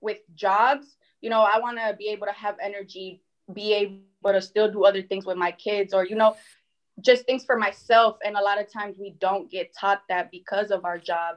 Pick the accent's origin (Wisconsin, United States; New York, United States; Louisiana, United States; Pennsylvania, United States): Wisconsin, United States; Milwaukee; also born or lived in Mexico; I'm originally from Mexico, but my family and I moved here to the United States when I was about three. I live in Milwaukee right now